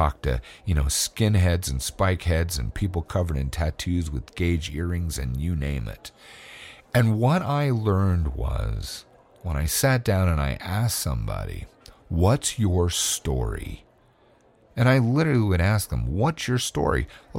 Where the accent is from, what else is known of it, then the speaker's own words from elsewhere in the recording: California, United States; born there; moved away; because I was born in California where everyone said what they meant. And then I moved to another state where nobody said what they meant.